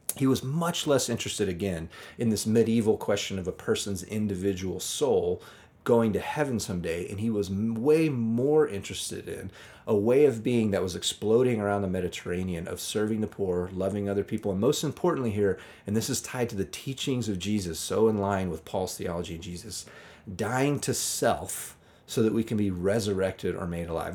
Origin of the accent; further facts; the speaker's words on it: United States; growing up in American churches